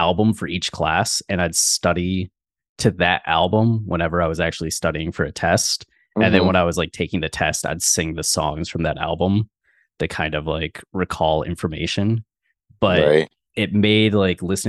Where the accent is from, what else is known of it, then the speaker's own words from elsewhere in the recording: Ohio, United States; now in Austin, United States; Ohio, when I was growing up in Ohio, everything was 20 to 40 minutes for a drive